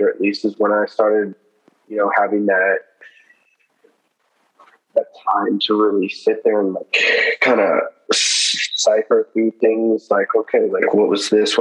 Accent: Olney, Maryland, United States; we grew up in Olney together

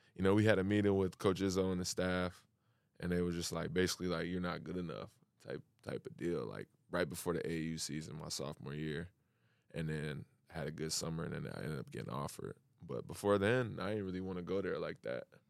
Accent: Lansing, Michigan, United States; moved away as an adult; now in Sydney, Australia; I grew up in, uh, Lansing, Michigan

